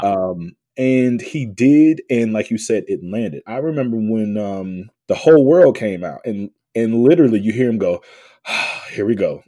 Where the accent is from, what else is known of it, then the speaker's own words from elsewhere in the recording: the South, United States; I was from the South